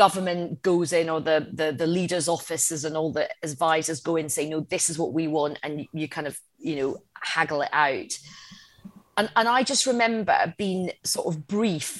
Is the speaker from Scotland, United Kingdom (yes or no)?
yes; Coatbridge, Scotland, United Kingdom; I was brought up in Coatbridge in the outskirts of Glasgow.